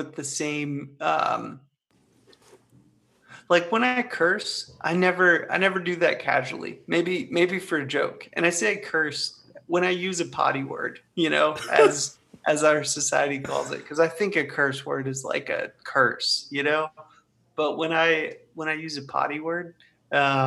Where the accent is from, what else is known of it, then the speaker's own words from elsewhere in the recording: Ohio, United States; I'm from Ohio